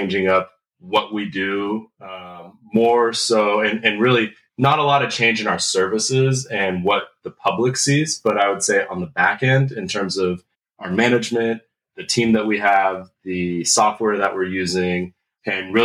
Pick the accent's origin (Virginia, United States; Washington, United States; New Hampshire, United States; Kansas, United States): Washington, United States; Lynnwood; I am from the Seattle, Washington area, more specifically up in the North End, up in like the Lynnwood, Mukilteo area.